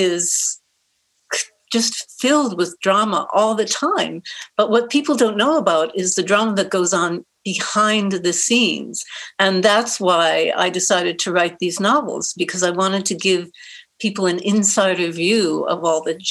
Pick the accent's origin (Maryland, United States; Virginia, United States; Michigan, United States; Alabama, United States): Michigan, United States; Detroit; also born or lived in New York / San Diego, California; now in Edmonds, United States; when I was growing up in Detroit